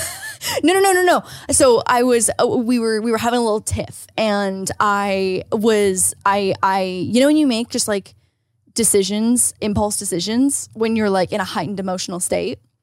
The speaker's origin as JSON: {"language": "English", "country": "Canada", "moved": "yes", "said": "As a Canadian"}